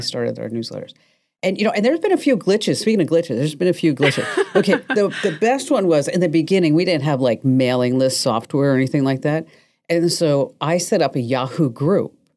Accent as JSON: {"language": "English", "region": "New Jersey", "country": "United States", "tie": "born or raised there", "moved": "yes", "lives_now": "Arizona, United States", "said": "I was born in Jersey and I went to this school and then I ended up in Arizona"}